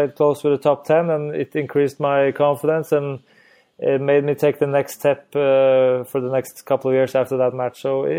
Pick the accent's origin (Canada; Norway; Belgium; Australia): Norway; English is a second language; Well, I think it's we're still a small country where skiing is a lot very more popular than tennis.